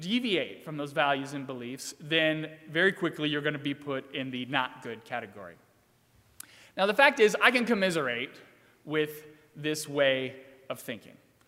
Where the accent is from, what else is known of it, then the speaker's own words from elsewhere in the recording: Virginia, United States; moved away; So I grew up in Virginia, and the particular town that I grew up in Virginia has a pretty intense drinking culture.